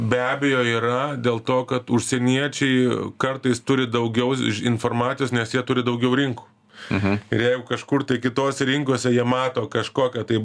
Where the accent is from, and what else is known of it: Lithuania